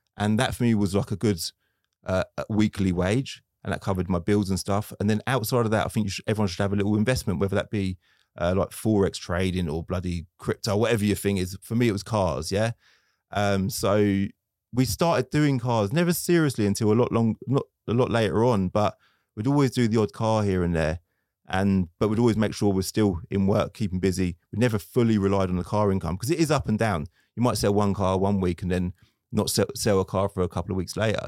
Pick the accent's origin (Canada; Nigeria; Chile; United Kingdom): United Kingdom; Luton, East of England; I'm from Luton